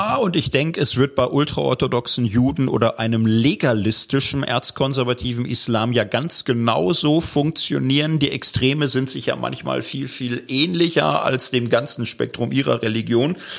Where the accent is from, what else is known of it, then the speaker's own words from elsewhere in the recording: Gelsenkirchen, North Rhine-Westphalia, Germany; Ich komme aus Gelsenkirchen, Stadtkind